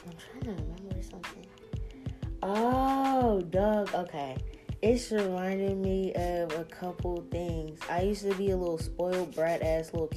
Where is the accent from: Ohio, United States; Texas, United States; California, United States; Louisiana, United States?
Louisiana, United States; New Orleans; moved away; we're from New Orleans